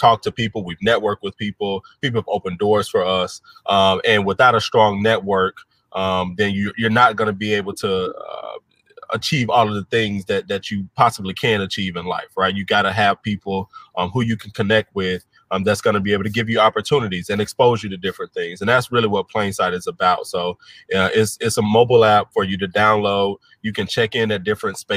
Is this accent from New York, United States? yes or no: no; Chattanooga, Tennessee, United States; moved away as an adult; now in Detroit, United States; So I'm originally from Chattanooga, Tennessee, born and raised. I moved to Detroit about 4.5 years ago